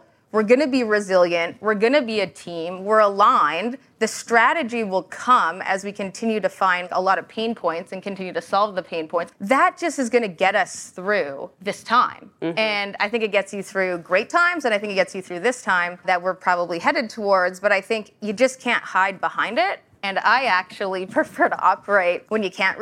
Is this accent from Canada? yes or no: yes; Canada; moved away as an adult; now in United States; I'm Canadian, and I actually just became an American last Saturday.